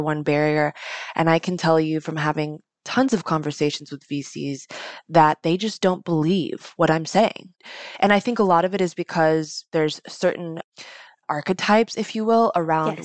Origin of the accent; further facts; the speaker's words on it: United States; I was born in America